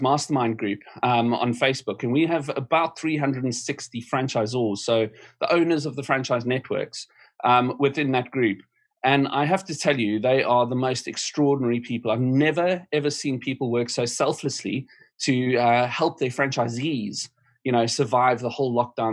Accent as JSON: {"language": "English", "country": "South Africa", "moved": "yes", "lives_now": "United Kingdom", "said": "My home country, South Africa"}